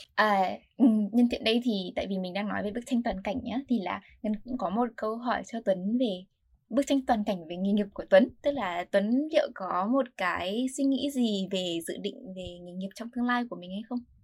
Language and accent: Vietnamese; Vietnam; now in United States; mình có background là người Việt Nam và mình là người học sinh học ở Mỹ